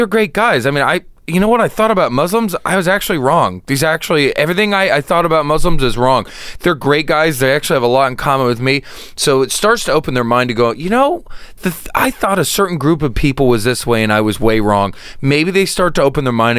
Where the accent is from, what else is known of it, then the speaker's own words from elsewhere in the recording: Oklahoma, United States; I'm from Oklahoma, a very racist, conservative state, and I played all the country clubs as a kid.